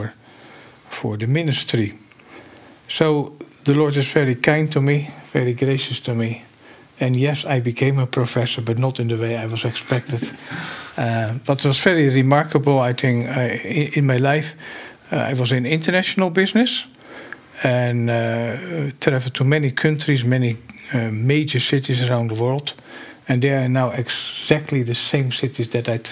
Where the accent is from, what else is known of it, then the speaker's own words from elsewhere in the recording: Rotterdam, South Holland, Netherlands; now in Grand Rapids, United States; I grew up in Rotterdam in the Netherlands in a Christian household